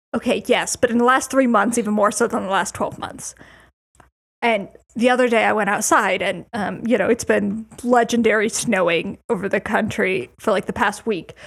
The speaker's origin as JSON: {"language": "English", "region": "Colorado", "country": "United States", "moved": "yes", "lives_now": "Chicago, United States", "said": "I'm from Colorado, and that's not an amount of snow I see usually"}